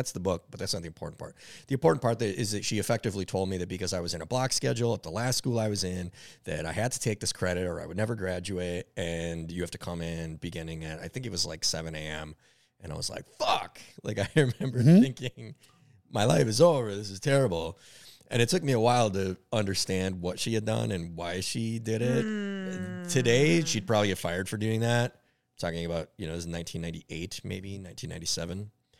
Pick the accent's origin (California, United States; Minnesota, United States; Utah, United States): Minnesota, United States; Minneapolis; Yep. Yep. I was born and raised in Northeast Minneapolis. I've been in Northeast Minneapolis pretty much my entire life.